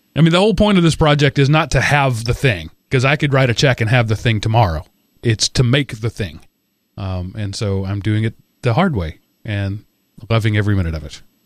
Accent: United States; being an American

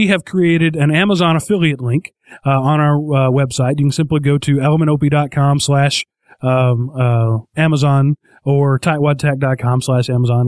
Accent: United States; being an American

